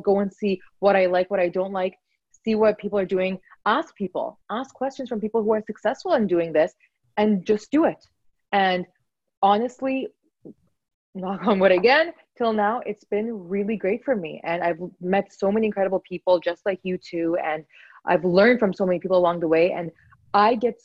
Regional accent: Vancouver, British Columbia, Canada; I was born and raised in Vancouver

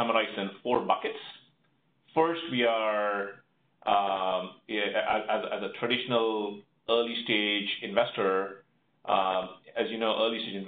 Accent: India; moved away as an adult; now in Austin, United States; I grew up in India, undergrad degree from one of the IITs, and then came to the United States

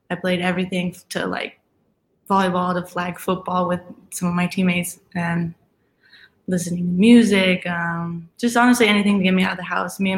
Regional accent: Aurora, Colorado, United States; Um, Colorado is just really a beautiful place to liv

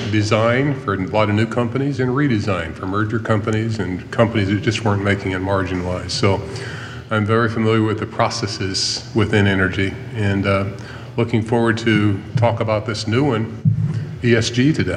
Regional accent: Garden City, Kansas, United States; moved away; also born or lived in Galveston, Texas; But I'm originally from Garden City, Kansas, just up the road. And I used to live in Galveston, Texas, several years ago. My oldest son was born there.

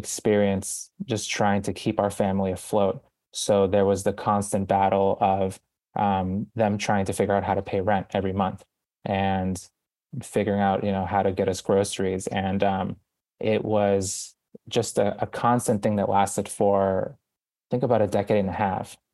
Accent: Boston, Massachusetts, United States; born or raised there; moved away as an adult; also born or lived in Guayaquil, Ecuador; now in New York City, United States

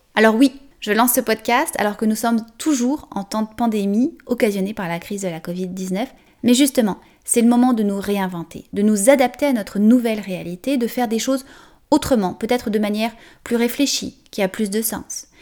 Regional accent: France; accent: French; moved away as an adult; now in Canada; française d'origine, vous l'entendez sûrement dans mon accent, et je suis arrivée il y a 17 ans environ au Canada

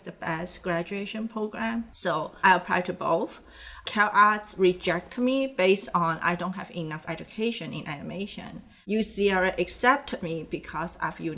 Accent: Hong Kong; moved away; also born or lived in Indonesia; I'm from Hong Kong. I grew up in Hong Kong, but my family, they are from Indonesia

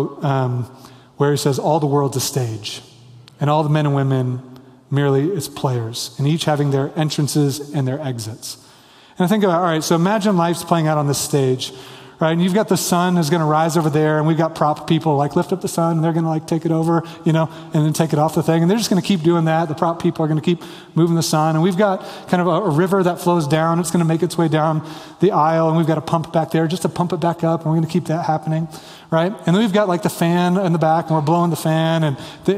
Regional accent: Kansas, United States; now in Denver, United States; I grew up in Kansas

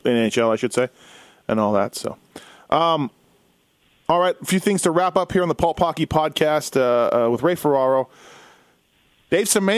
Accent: Winnipeg, Manitoba, Canada; growing up in Winnipeg

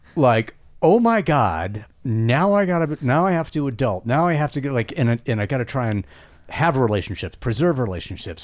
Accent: the West, United States; I was born and raised in the West

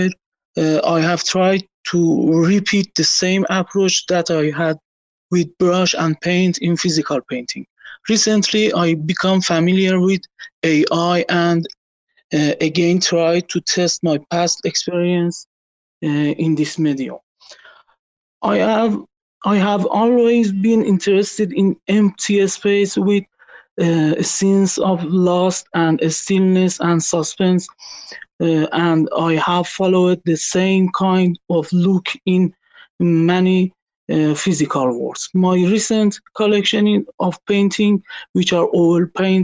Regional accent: Iran; English is a second language; from Iran

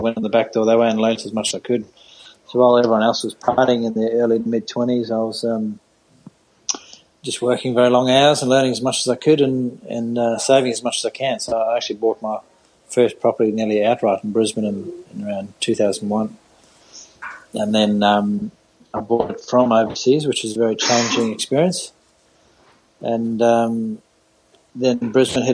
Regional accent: South Africa; moved away as an adult; now in Australia; I'm from South Africa

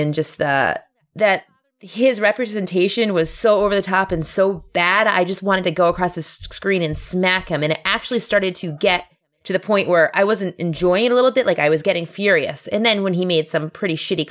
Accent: United States; I'm from the United States

